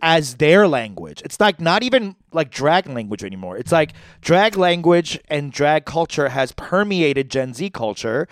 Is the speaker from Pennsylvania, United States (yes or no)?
no; New York, United States; I'm from New York